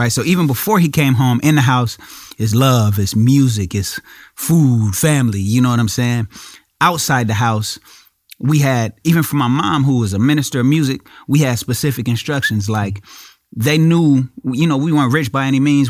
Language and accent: English; Inglewood, California, United States; I'm from Inglewood